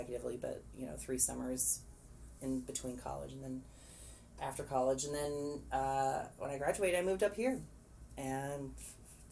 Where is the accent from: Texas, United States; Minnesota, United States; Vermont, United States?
Texas, United States; Plano; I grew up in Plano, Texas, which is a suburb of Dallas.